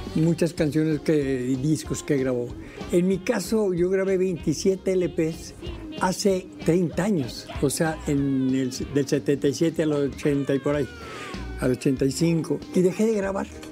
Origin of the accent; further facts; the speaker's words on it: Monterrey, Nuevo León, Mexico; yo, vengo de Monterrey